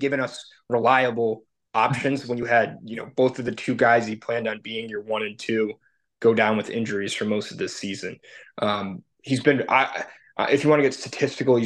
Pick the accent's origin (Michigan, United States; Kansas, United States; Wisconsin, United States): Michigan, United States; Detroit; we're from Detroit